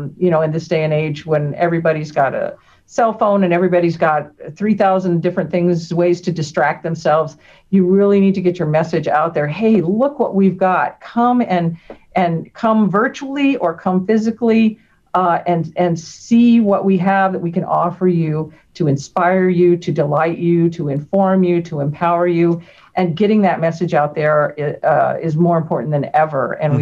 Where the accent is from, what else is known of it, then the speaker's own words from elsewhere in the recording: Texas, United States; also born or lived in Chicago / Denver; Before that, we had all lived in South Texas, and that's where I had spent my youth. Mm-hmm. I was born in Chicago, spent my childhood in inner city Denver. Then we moved to South Texas.